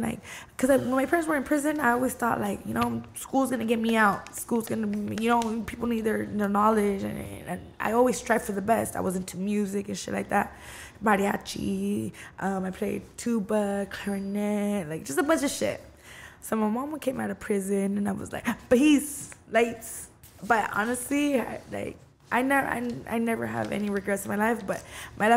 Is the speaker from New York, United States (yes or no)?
no; Downey, California, United States; also born or lived in Watts, California / Montebello, California / Norwalk, California; was born in Watts. On 1990, December. I'm a Sagittarius baby. And I grew up in Downey from then on